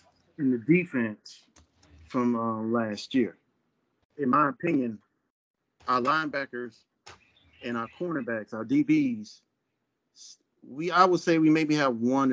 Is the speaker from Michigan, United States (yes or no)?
yes; Detroit, Michigan, United States; now in Charlotte, United States; I'm from Detroit, in Charlotte, North Carolina.